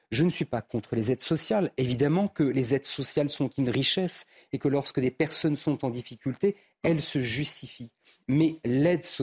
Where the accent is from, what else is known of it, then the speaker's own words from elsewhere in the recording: France; j'ai fait le choix de la nationalité française parce que je suis français.